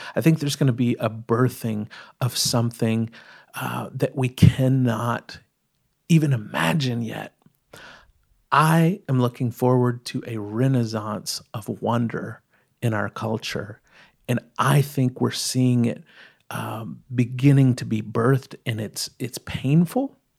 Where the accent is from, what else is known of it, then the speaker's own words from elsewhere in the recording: East Texas, United States; I grew up in East Texas